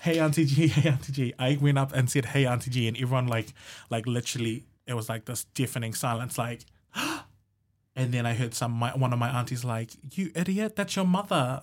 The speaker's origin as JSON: {"language": "English", "region": "Rotuma", "country": "Fiji", "tie": "born or raised there", "moved": "yes", "lives_now": "Hamilton, New Zealand", "said": "growing up in Rotuma"}